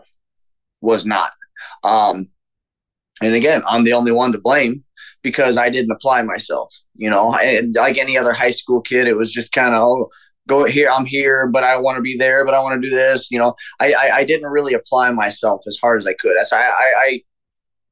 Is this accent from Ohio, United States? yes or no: no; Chesterton, Indiana, United States; also born or lived in Houston, Texas; my hometown, Chesterton